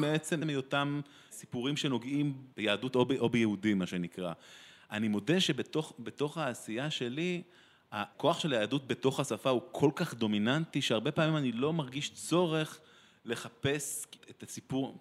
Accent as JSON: {"language": "Hebrew", "country": "Israel", "tie": "born or raised there"}